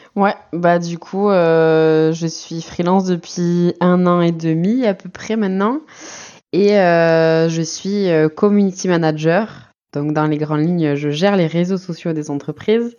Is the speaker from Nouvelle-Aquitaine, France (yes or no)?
yes; Basque Country, Nouvelle-Aquitaine, France; now in Toulouse, France; j'habitais à Toulouse, sinon je suis du Pays Basque